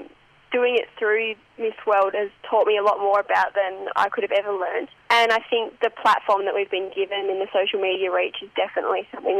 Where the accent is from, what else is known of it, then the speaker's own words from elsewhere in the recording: Tasmania, Australia; I'm from Tassie.